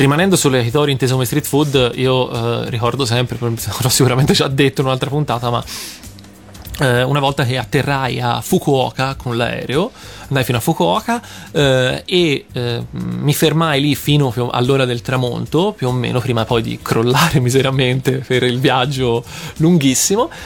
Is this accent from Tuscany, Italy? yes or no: yes; Tuscany, Italy; farlo più che altro da toscano